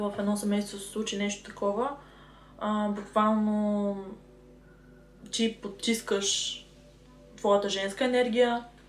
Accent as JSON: {"language": "Bulgarian", "town": "Sliven", "region": "Sliven Province", "country": "Bulgaria", "said": "На 22 години съм от град Сливен."}